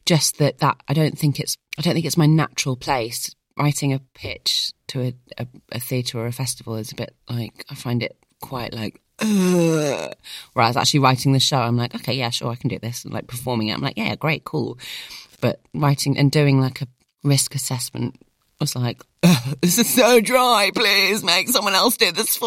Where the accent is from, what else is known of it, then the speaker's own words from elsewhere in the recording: United Kingdom; being British and Middle Eastern